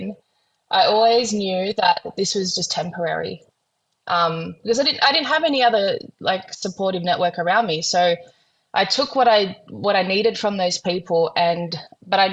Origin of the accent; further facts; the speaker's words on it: Blaxland, New South Wales, Australia; I grew up in Housing Commission in Blaxland, which is the lower Blue Mountains